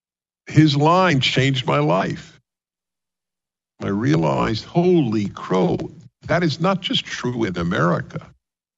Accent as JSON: {"language": "English", "region": "New York", "country": "United States", "also_born_or_lived": "California", "moved": "yes", "said": "I'm a Jew from New York."}